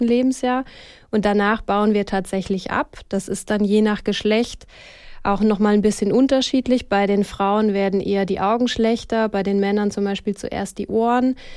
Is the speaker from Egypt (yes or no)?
no; Switzerland; bei uns in der Schweiz